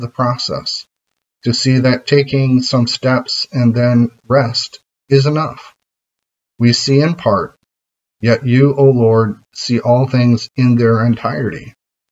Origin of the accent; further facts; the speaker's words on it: United States; as an American